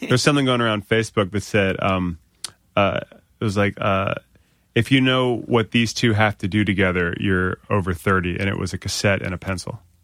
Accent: Northern Virginia, United States; I'm from Northern Virginia

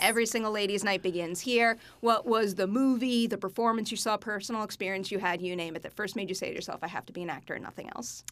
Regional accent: New York, United States; I'm a New Yorker

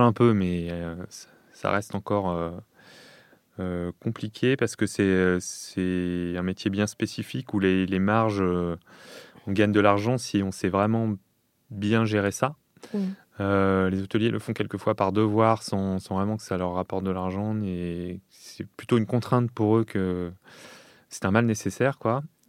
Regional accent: Lyon, Auvergne-Rhône-Alpes, France; j'ai grandi euh, à Lyon.

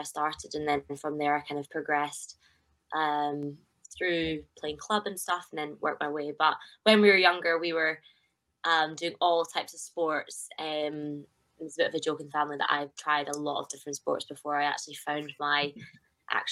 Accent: Scotland, United Kingdom

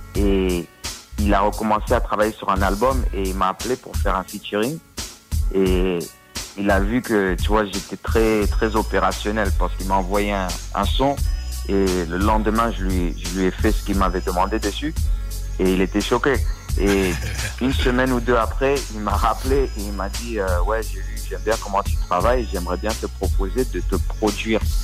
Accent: Washington, District of Columbia, United States; also born or lived in Paris, France / Comoros (ancestry); Je suis resté là jusqu'à 4 ans. Après, euh, on a déménagé, la famille a bougé à Washington D.C. Et bon, j'ai grandi autour de Washington et Maryland.

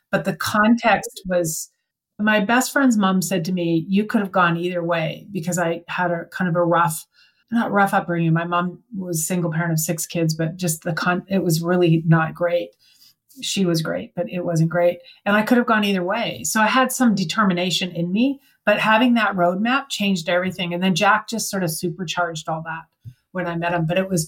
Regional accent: Canada; I mean, I'm from Canada. I had to go to California.

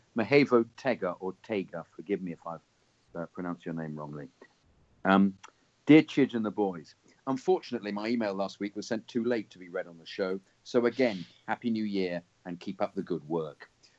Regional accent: Kensington and Chelsea, London, United Kingdom; born there; Well, I was born in Kensington and Chelsea, and my dad was a Chelsea fan

